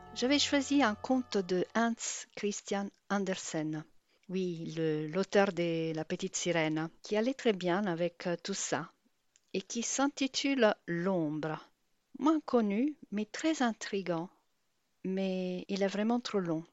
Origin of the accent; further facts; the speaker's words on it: Italy; French is a second language; now in Brittany, France; Je suis italienne et j'habite en Bretagne